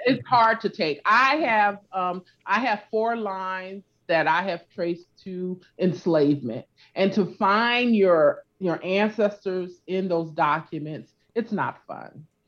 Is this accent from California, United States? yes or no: yes; California, United States; also born or lived in Louisiana; I grew up in California